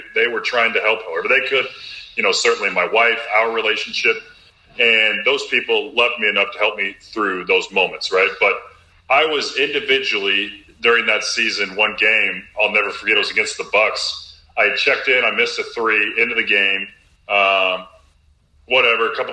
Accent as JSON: {"language": "English", "town": "Robinson", "region": "Illinois", "country": "United States", "tie": "born or raised there", "moved": "as an adult", "said": "Champaign, Illinois is about 2 hours north of my hometown in Little Robinson, Illinois"}